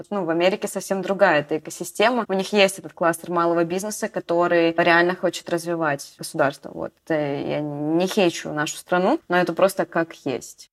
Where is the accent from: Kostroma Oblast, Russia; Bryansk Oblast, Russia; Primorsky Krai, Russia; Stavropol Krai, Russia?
Bryansk Oblast, Russia; Bryansk; now in Moscow, Russia; Я из Брянска